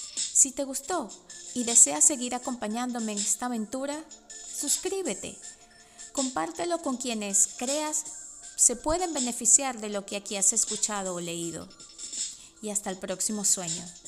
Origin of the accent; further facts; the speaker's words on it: Venezuela; first language Spanish; moved away as an adult; now in United States; mi lengua nativa es el español, que viví en Venezuela por 36 años y emigré a Estados Unidos hace solo 11